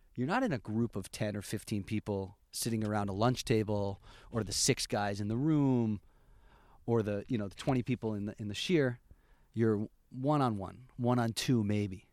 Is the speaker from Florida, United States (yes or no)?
no; Albany, New York, United States; moved away as an adult; now in Efrat, Israel; I grew up in Albany, New York